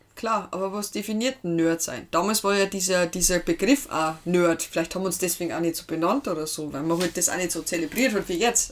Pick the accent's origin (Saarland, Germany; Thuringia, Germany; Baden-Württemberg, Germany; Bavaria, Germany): Bavaria, Germany; Lower; komme ich ursprünglich aus Hatzenberg, Niederbayern